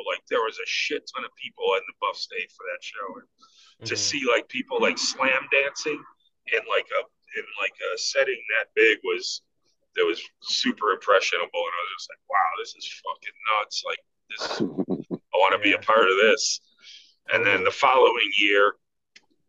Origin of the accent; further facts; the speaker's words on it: Buffalo, New York, United States; I grew up on the West Side and I was all over Elmwood